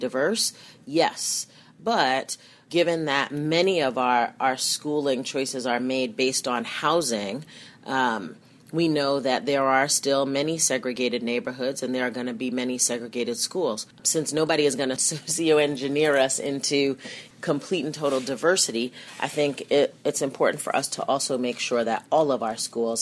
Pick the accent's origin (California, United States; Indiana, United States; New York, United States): New York, United States; Mount Vernon; moved away; I grew up in Mount Vernon, New York.